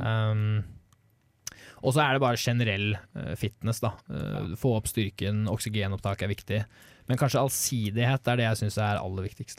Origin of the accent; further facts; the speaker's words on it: Norway; jeg og Håkon som nordmenn